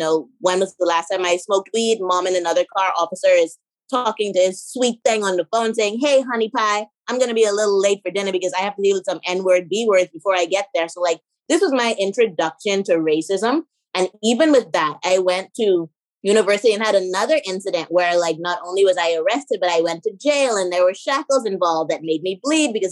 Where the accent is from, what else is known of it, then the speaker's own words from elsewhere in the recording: Bahamas; also born or lived in Georgia, United States / Miami, United States / Dubai / China; I'm born and raised in the Bahamas